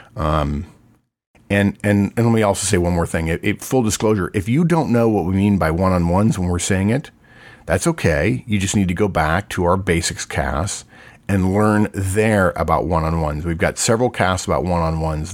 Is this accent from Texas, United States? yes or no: yes; Texas, United States; I'm from Texas and we have that saying